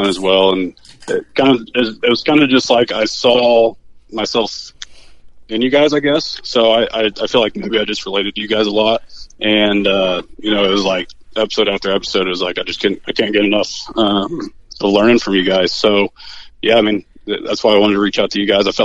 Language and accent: English; Mattoon, Illinois, United States; grew up here, born and raised in Mattoon